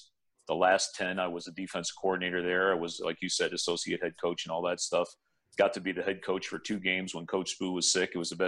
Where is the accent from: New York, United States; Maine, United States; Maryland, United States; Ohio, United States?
New York, United States; Port Chester; moved away; I grew up outside New York City, great place to live, Port Chester, New York, God's country.